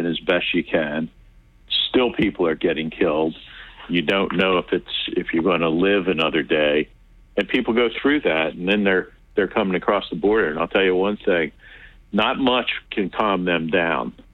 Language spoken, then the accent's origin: English; United States; we're from America